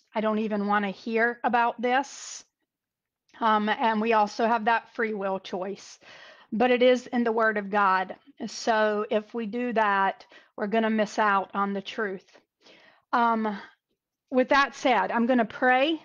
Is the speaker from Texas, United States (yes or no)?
no; North Carolina, United States; North Carolina. My home state, where I'm from, or as we call it, North Kakalaki.